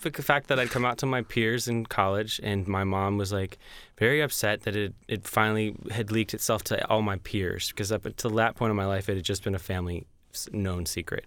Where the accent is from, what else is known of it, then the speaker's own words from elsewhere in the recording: Georgia, United States; also born or lived in New York / Tennessee; now in Nashville, United States; I'm from Georgia